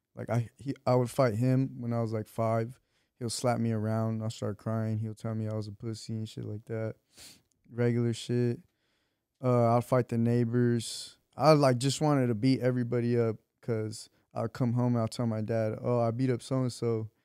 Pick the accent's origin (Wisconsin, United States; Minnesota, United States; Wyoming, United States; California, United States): California, United States; Torrance; also born or lived in Wilmington, Los Angeles / Long Beach; I was born in Torrance.